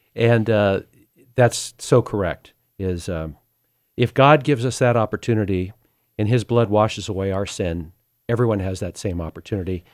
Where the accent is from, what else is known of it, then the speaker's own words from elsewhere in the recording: Sacramento, California, United States; I was born in South Sacramento in a middle class area. It was a bit of a rough area. Family of six